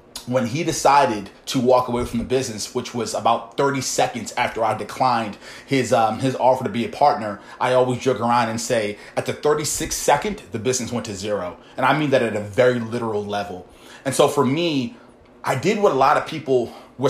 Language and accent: English; Baltimore, Maryland, United States; I come from Baltimore, guys, humble beginnings, never really had too much income.